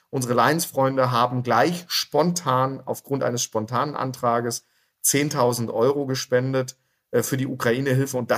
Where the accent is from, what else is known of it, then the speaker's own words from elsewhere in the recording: Dortmund, North Rhine-Westphalia, Germany; born there; moved away as an adult; now in Augsburg, Germany; Gebürtig bin ich aus Dortmund, aber als ehemaliger Offizier der Bundeswehr wurde ich durch die ganze Republik geschickt und bin im wunderschönen Bayern hängen geblieben und lebe hier mit meiner Familie und meinen zwei Kindern in Augsburg.